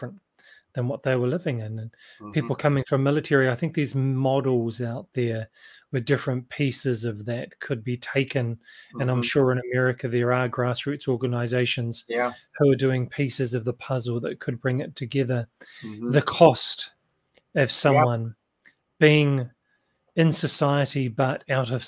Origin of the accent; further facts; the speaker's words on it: New Zealand; accent: New Zealand; in New Zealand, obviously you can tell by my accent where I'm living right now